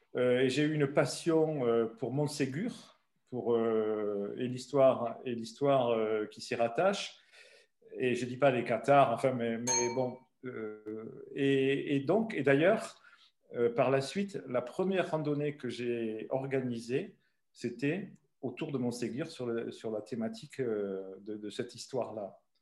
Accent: Ariège, Occitania, France; moved away as an adult; also born or lived in Belgium / Loire; Et donc moi je suis pyrénéen d'adoption depuis 1965. Donc ça fait quelques années. Et, j'ai vécu en Ariège euh, chez mes parents euh, jusqu'à

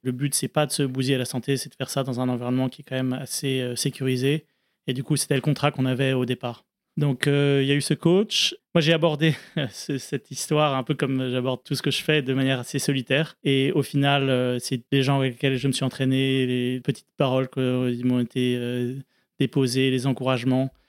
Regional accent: France; j'arrivais sur ma terre natale en France

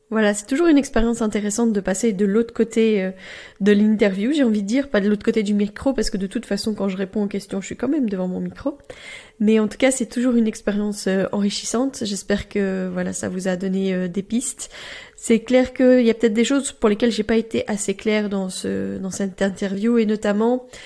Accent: Belgium; moi, je suis belge

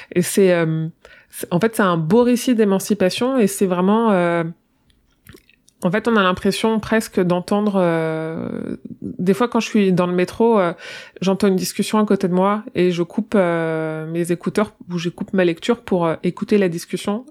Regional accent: Tonnerre, Bourgogne-Franche-Comté, France; je suis née à Tonnerre

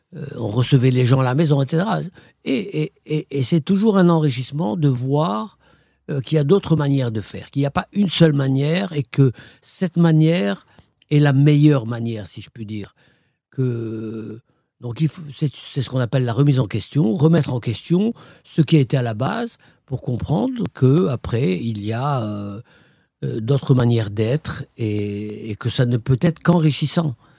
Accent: Morocco; also born or lived in Fès / Belgium; now in Brussels, Belgium; je suis marocain, je suis né au Maroc

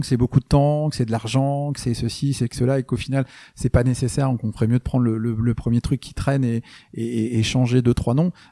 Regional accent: France; moi je suis français

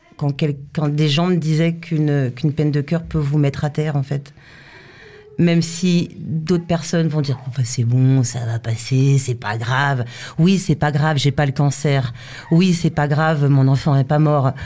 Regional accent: France; je suis française

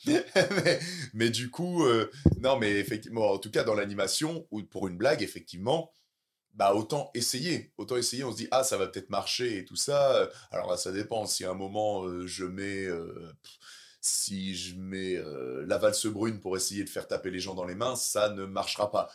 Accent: Caen, Normandy, France; j'ai encore mes clubs euh, qui sont là-bas, et puis voilà, euh, c'est là où j'ai, c'est là où j'ai grandi

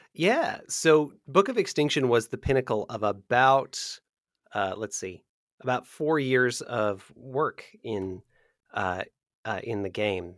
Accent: America's Midwest, United States; I grew up in America's Midwest

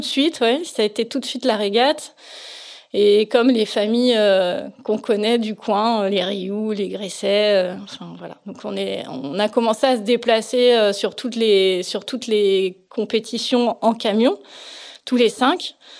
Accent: Plouguerneau, Brittany, France; je suis née à Plouguerneau, donc c'est un petit tout petit peu au nord de la Euh, mes parents étaient professeurs à Brest et du coup, on habitait à Plouguerneau quand je suis née

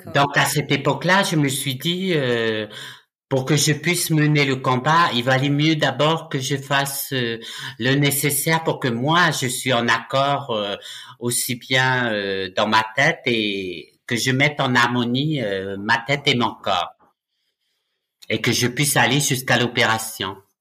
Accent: Nouméa, South Province, New Caledonia; moved away as an adult; also born or lived in Ducos, New Caledonia; now in France; Je suis né en Nouvelle-Calédonie euh, le 30 juillet 1962 à Ducos. Par contre, j'ai grandi à la rivière Salée

